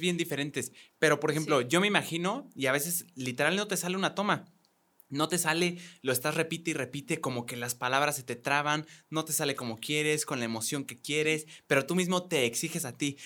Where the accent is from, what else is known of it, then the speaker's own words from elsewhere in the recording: Mexico; los dos somos de aquí, de México